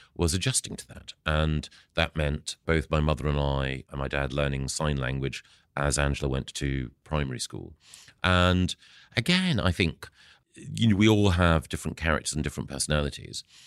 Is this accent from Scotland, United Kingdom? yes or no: yes; Aberdeen, Scotland, United Kingdom; moved away; also born or lived in Edinburgh; I was born in Aberdeen